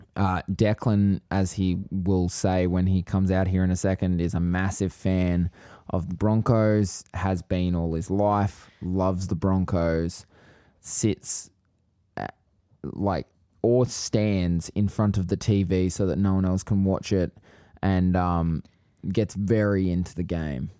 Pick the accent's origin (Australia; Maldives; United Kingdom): Australia; Queensland; I'm from Queensland